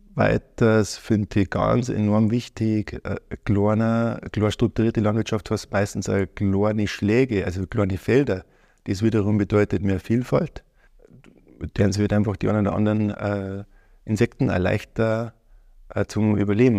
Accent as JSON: {"language": "German", "town": "Ortenburg", "region": "Bavaria", "country": "Germany", "tie": "born or raised there", "said": "Ich Bin aufgewachsen in Ortenburg, Niederbayern, in der Nähe Passau"}